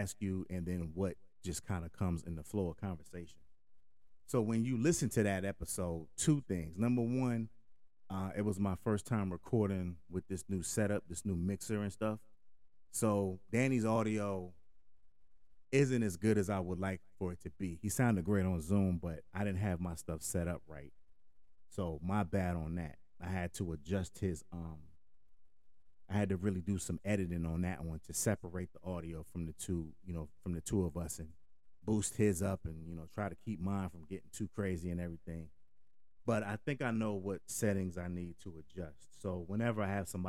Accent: Hartford, Connecticut, United States; moved away; growing up in Connecticut. Kind of broke down some of the demographics in Connecticut or in Hartford, at least at the time, you know, that I was there

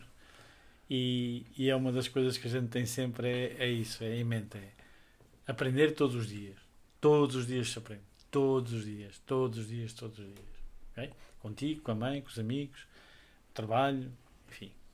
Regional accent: Covilhã, Centro, Portugal; now in Lisbon, Portugal; nós vinhamos da Covilhã, portanto tínhamos que vir e emigrar

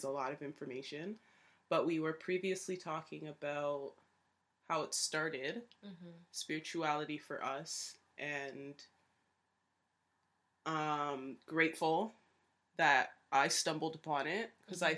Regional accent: Canada; We're from Canada

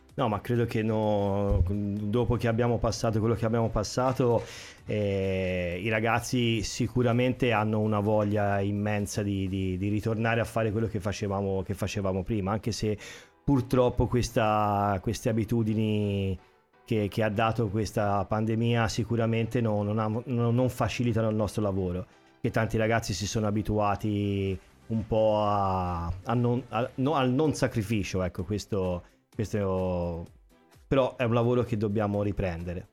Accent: Pisa, Tuscany, Italy; moved away as an adult; now in Sanremo, Italy; io come hai già detto te vengo dalla Toscana, da Pisa

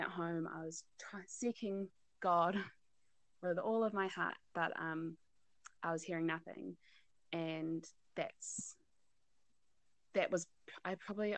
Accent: North Island, New Zealand; also born or lived in South Island, New Zealand; I'm from the North Island

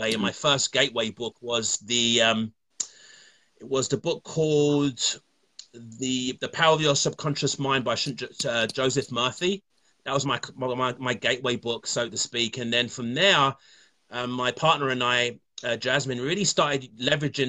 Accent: London, United Kingdom; now in Ontario, Canada; I'm from London, England, as you can probably tell from the accent, and I live in Canada, Ontario.

